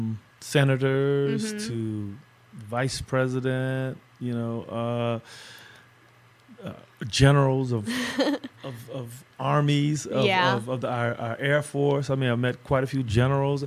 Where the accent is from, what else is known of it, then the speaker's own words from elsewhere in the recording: Los Angeles, California, United States; I grew up in South Central Los Angeles